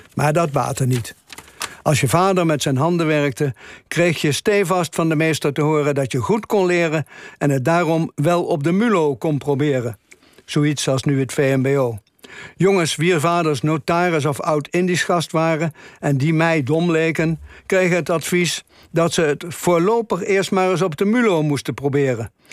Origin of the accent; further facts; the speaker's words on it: Velp, Gelderland, Netherlands; Er waren in mijn geboortedorp Velp vier lagere scholen